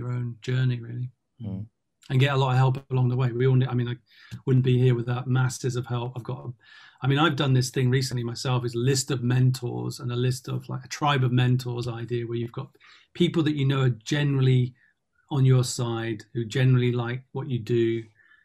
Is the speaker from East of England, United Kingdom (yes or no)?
no; London, United Kingdom; growing up in Tottenham, for me, my world was very diverse.